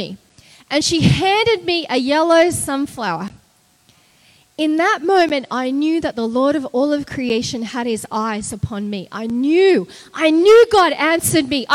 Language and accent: English; Australia; accent: Australian; moved away as an adult; now in United States; I'm Australian. You can hear from my accent